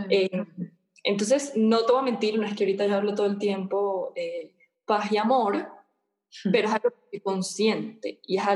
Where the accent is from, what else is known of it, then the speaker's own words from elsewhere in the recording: Venezuela; now in Guatemala; vivo en, Guatemala con mi hija, mi esposo, soy de Venezuela, eh, pero he pasado por todo el mundo.